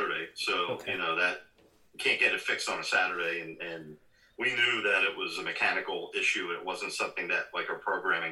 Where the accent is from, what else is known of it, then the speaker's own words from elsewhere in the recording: New York City, New York, United States; moved away as an adult; also born or lived in Albany, New York / Florida; now in Hudson Valley, United States; I'm a New York native. I was born and raised in Brooklyn